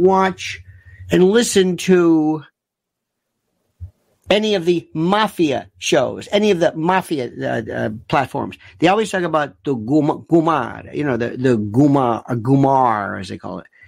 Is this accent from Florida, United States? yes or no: yes; Florida, United States; When I was growing up in Florida, in Powell